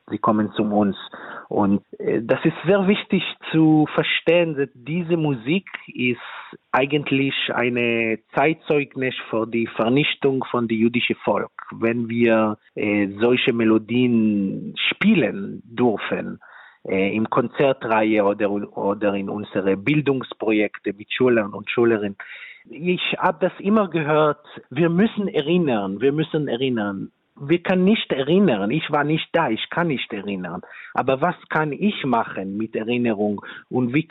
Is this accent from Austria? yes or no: no; Israel; German is a second language; ich komme aus Israel selber. Ich bin selber auch eine dritte Generation von Holocaust-Uberlebende. Und äh, in Israel, ich habe einfach vorher gefragt, viele Freunde, viele Familien